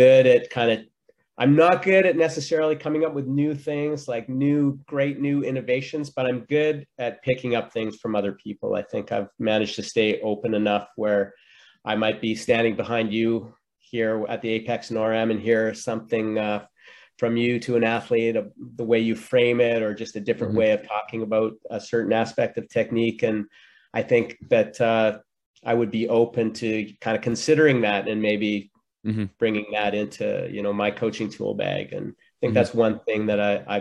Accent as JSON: {"language": "English", "town": "Red Deer", "region": "Alberta", "country": "Canada", "tie": "born or raised there", "moved": "yes", "said": "back in Red Deer, my hometown"}